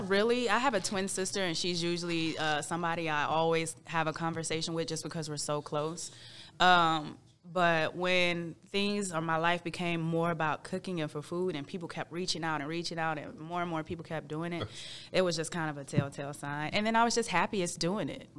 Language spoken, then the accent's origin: English; St. Louis, Missouri, United States; moved away as an adult; also born or lived in Houston, Texas; now in Texas, United States; I'm from St. Louis, Missouri, born and raised.